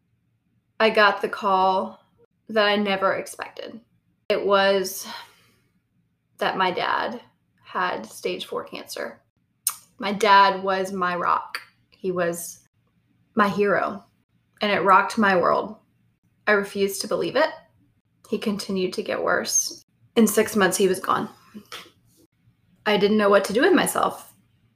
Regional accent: the South, United States; I grew up in the South with a loving family

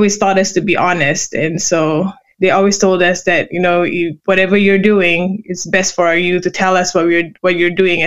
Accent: Kuala Lumpur, Malaysia; moved away as an adult; now in United States; I was born and raised in Malaysia

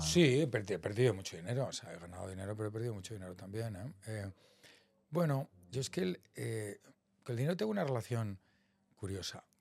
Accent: Salamanca, Castile and León, Spain; moved away as an adult; also born or lived in Boston, United States / San Francisco, United States; yo soy de Salamanca, vengo de una familia media muy normal

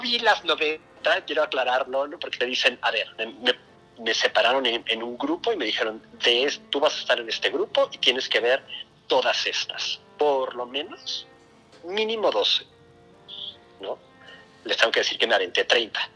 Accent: Mexico; por, ser latino, por ser mexicano

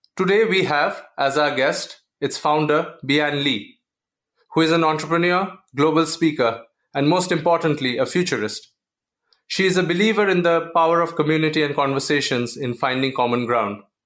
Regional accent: India; the family uh, values that we have in India and the structure that we have

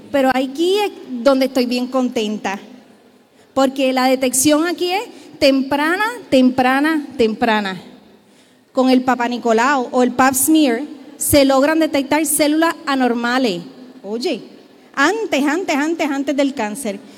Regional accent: Puerto Rico; Somos un pueblo puertorriqueño

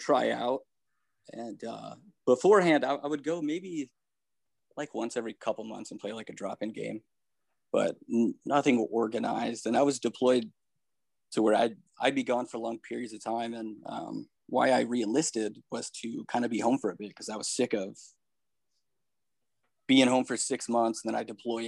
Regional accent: Toledo, Ohio, United States; I grew up in Toledo

